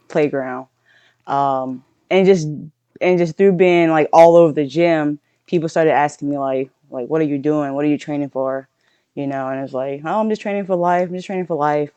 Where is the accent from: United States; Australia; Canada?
United States; Centerville, Louisiana; also born or lived in Nevada; now in Virginia, United States; I'm originally born and raised from Louisiana